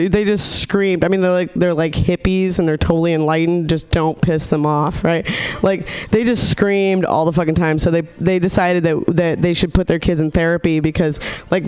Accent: Nevada City, California, United States; born or raised there; moved away

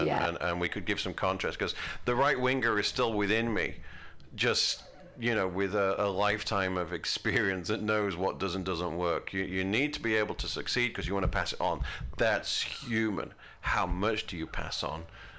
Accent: United Kingdom; now in United States; Before I, you know, became an American, I enjoyed the privileges of being British.

